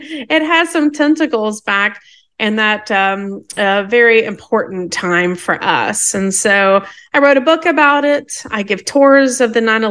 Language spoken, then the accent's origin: English; Tallahassee, Florida, United States; moved away as an adult; now in New York City, United States; I'm from Tallahassee, Florida, originally. And I, after going to college, I moved to New York City at age 23 in 1993